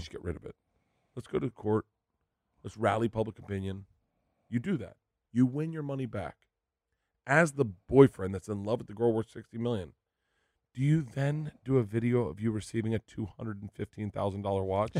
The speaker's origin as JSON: {"language": "English", "region": "Florida", "country": "United States", "tie": "born or raised there", "said": "growing up in Florida"}